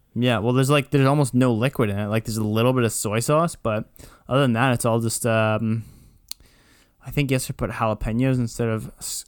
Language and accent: English; Kitchener, Ontario, Canada; I'm from Kitchener